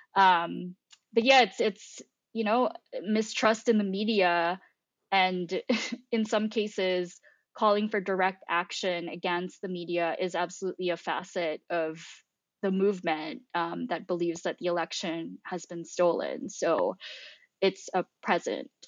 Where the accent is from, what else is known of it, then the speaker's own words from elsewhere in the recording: Philippines; now in United States; I grew up in the Philippines